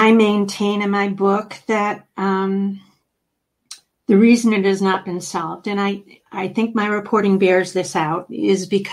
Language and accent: English; Oakland County, Michigan, United States; I grew up here in Oakland County, Michigan